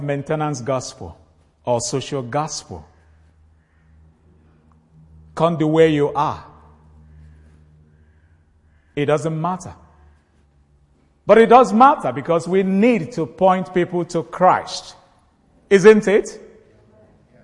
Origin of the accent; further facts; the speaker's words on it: Nigeria; northern part of Nigeria, my home country.